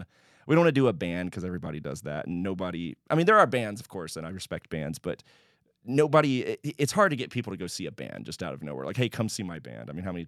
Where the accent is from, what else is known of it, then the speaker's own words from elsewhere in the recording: Houston, Texas, United States; Yes, I sure did. Yeah, I grew up in Houston.